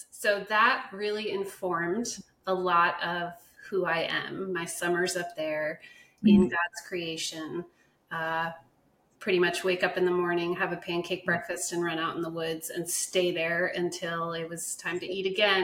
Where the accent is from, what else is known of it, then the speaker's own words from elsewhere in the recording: Ridgewood, New Jersey, United States; born in Ridgewood, New Jersey, and that's where I spent most of my childhood